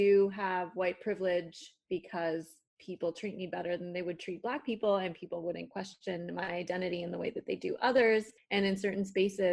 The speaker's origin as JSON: {"language": "English", "town": "Toronto", "region": "Ontario", "country": "Canada", "also_born_or_lived": "Mexico", "accent": "Toronto", "first_language": "Spanish", "second_language": "English", "said": "I have a Mexican accent in Spanish and I have a Toronto accent in English."}